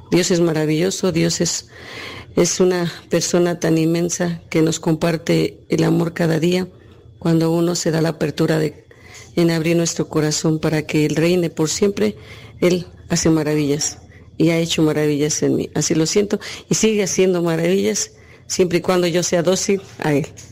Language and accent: Spanish; Texcoco, State of Mexico, Mexico; soy de aquí de San Felipe, Texcoco, México.